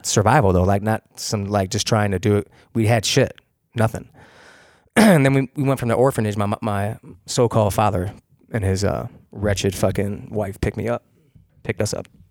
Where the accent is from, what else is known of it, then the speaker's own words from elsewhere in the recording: Rochester, New York, United States; also born or lived in Hilton, New York; I'm a city kid from the tenth ward.